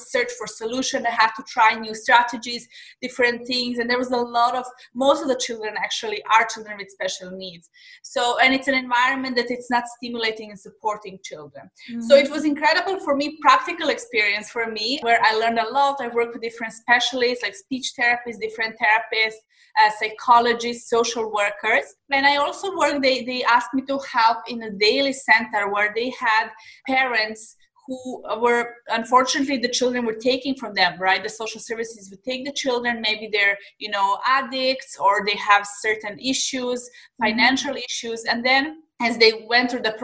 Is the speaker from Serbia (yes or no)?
yes; Serbia; moved away as an adult; now in Dubai, United Arab Emirates; I'm originally from Serbia. I'm living in Dubai in the last 4 years, but I'm originally from Serbia